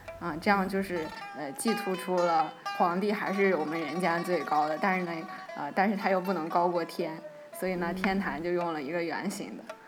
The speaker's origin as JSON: {"language": "Chinese", "region": "Shanxi", "country": "China", "said": "反正作为一个山西人，我之前几乎对这个县名没有印象。"}